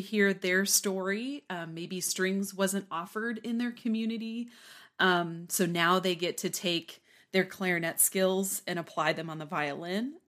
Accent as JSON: {"language": "English", "town": "Newton", "region": "Kansas", "country": "United States", "tie": "born or raised there", "also_born_or_lived": "Waco, Texas", "moved": "as an adult", "lives_now": "Lubbock, United States", "said": "I grew up in um, South Central Kansas, in Newton, Kansas"}